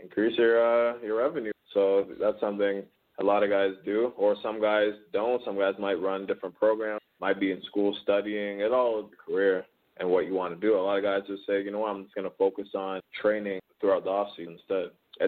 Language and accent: English; Toronto, Ontario, Canada; also born or lived in Cambridge, Ontario; I'm originally from Toronto. And then my family moved about an hour west to Cambridge, but originally from Toronto